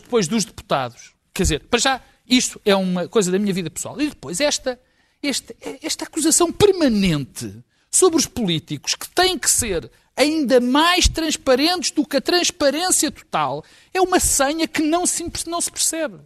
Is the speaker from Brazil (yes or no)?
no; Portugal; como português